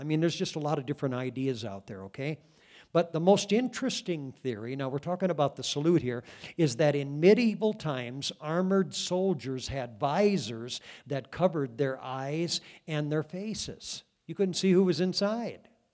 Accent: Cascade, Iowa, United States; my hometown, um, of Cascade when I was a kid

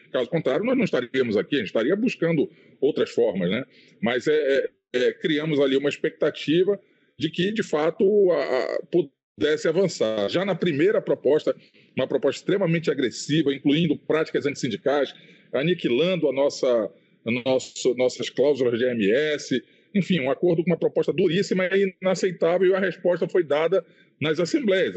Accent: Amazonas, Brazil; também sou diretor lá do meu sindicato, de Petro Amazonas, é, também sou um dirigente da CTB, lá no meu estado

